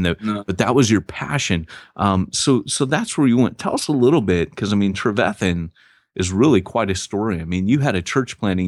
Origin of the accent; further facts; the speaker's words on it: United States; moved away; also born or lived in Wales; I'm an American talking about it. I lived there